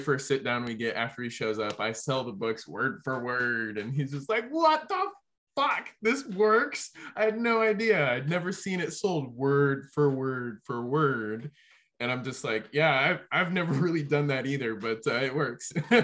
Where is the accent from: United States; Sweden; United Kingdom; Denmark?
United States; Nebraska; I'm from Nebraska.